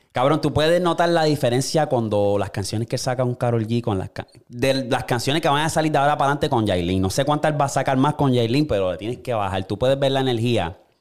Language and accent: Spanish; Puerto Rico; now in United States; nosotros, como boricua